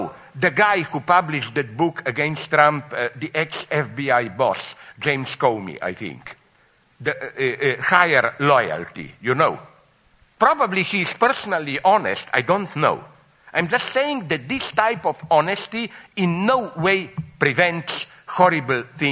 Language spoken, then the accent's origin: English; Slovenia; I'm from Slovenia